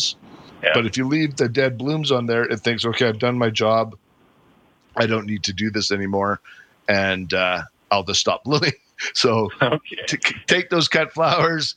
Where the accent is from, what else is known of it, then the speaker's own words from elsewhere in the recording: Calgary, Alberta, Canada; I grew up in the Northwest, and now I live in the Southeast down in Cranston.